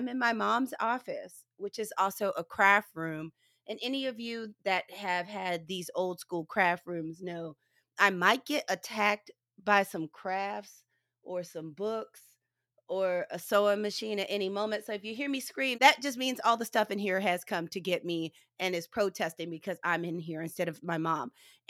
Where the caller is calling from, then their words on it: St. Louis, Missouri, United States; I will let you know I am recording from St. Louis, Missouri.